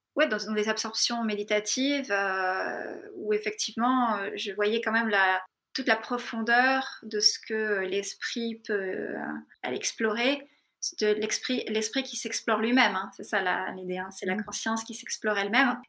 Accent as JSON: {"language": "French", "country": "France", "also_born_or_lived": "Darjeeling, India", "moved": "as an adult", "said": "je suis partie à 18 ans de France, euh, de l'école de cirque"}